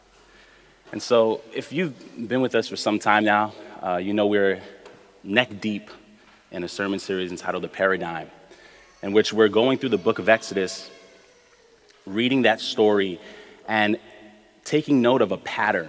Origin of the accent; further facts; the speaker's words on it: New York City, New York, United States; I grew up in Brooklyn my whole life